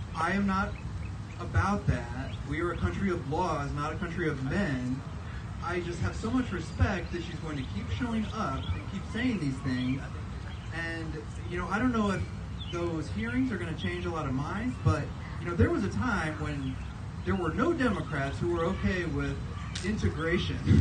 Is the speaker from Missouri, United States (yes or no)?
yes; Columbia, Missouri, United States; I was born in Columbia, the hospital right over there actually